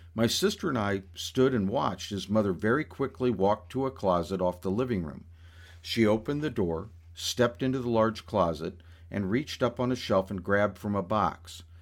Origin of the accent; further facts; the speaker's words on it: the American South, United States; one other Southerner in the office besides myself